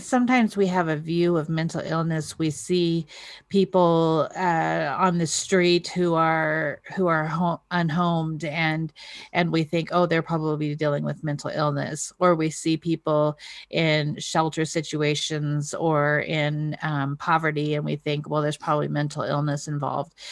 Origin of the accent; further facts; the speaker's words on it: North Idaho, United States; I was raised in North Idaho